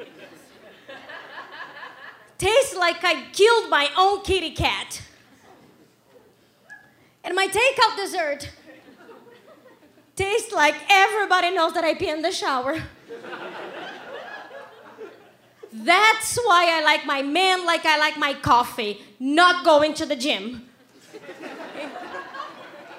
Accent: Brazil; English is a second language; moved away as an adult; now in Canada; I'm from Brazil, that's why I have an accent

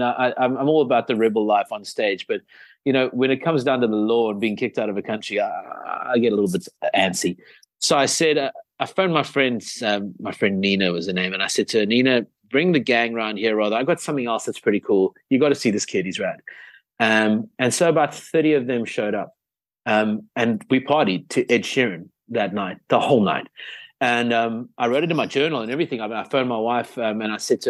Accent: South Africa; South Africa

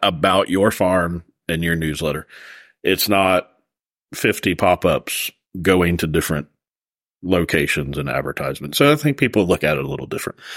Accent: Florida, United States; moved away; I'm from Florida originally

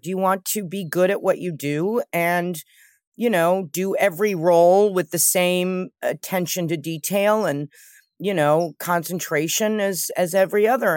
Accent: New York City, New York, United States; I grew up with my mother in New York. I think growing up in New York helped in New York City

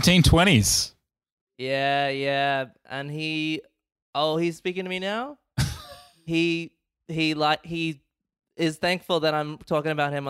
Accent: United States; I am both American, I'm a patriot, and also I can speak to the dead.

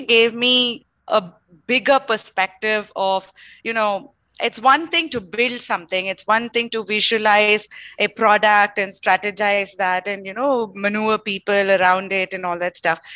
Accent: Bangalore, Karnataka, India; also born or lived in Mangalore; while I was born in Mangalore, I grew up completely in Bangalore

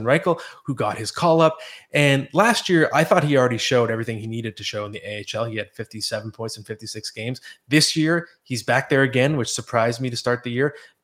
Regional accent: Oakville, Ontario, Canada

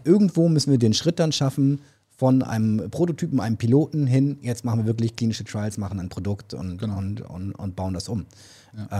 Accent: Germany; als Deutsche

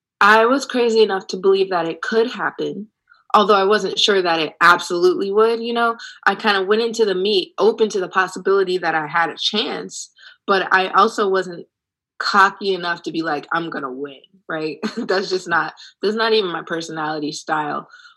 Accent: Ohio, United States; But guess what? I'm from Ohio. This is nothing new.

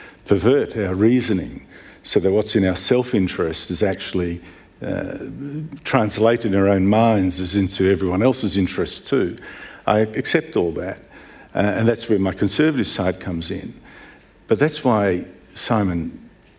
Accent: Melbourne, Victoria, Australia; Melbourne, I come from Melbourne

